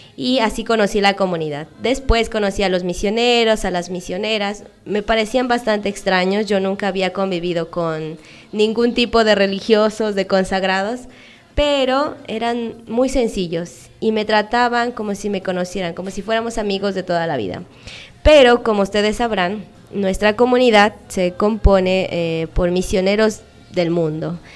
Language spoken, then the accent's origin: Spanish; Mexico; moved away as an adult; now in Peru; soy una misionera, soy mexicana. Y aquí en Perú tengo casi ocho años